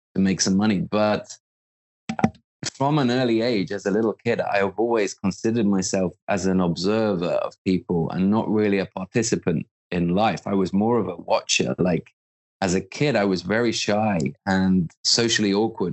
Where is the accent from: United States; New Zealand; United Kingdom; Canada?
United Kingdom; the Midlands of the UK; I was brought up in the Midlands of the UK in a kind of blue collar town